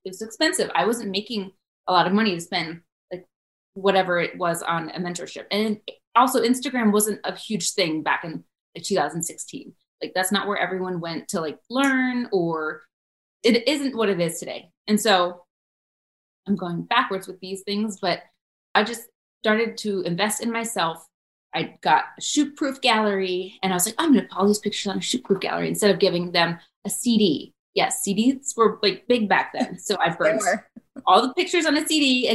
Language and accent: English; Florida, United States; moved away as an adult; also born or lived in Charleston; I was from Florida. I went to high school there. My mom's there.